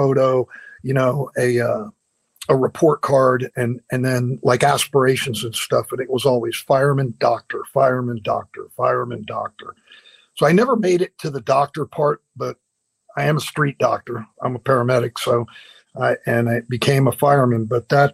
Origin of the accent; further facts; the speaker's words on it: Florida, United States; also born or lived in Cleveland, Ohio / Tennessee / Orlando / Deerfield Beach; Grew up between Orlando and Deerfield, so Florida boy